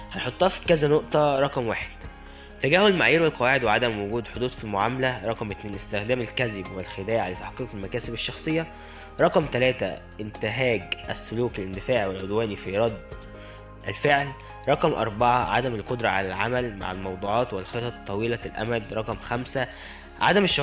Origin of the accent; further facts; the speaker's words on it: Egypt; ما ننساش إخواتنا المحتاجين فعلا في بلدنا مصر